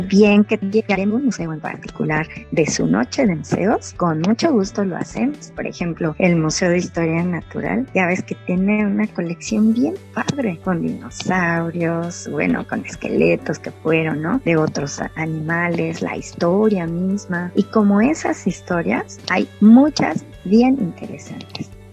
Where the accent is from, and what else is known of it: Mexico